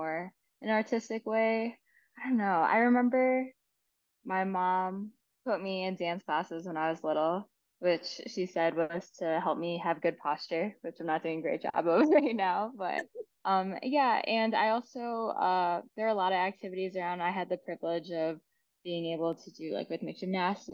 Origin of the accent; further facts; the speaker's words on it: Chicago, Illinois, United States; I grew up in Chicago